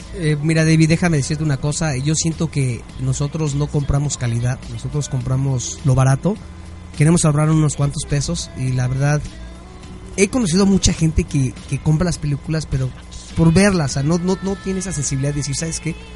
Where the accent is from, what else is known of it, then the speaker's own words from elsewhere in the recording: Mexico; Como mexicanos